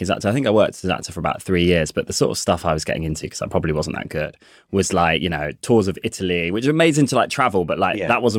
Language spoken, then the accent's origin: English; Coventry, West Midlands, United Kingdom; accent: Coventry accent; They also said, my accent, because I'm from Coventry, you won't hear it now because they drew it out at me, but they were like, Cov accent isn't that useful.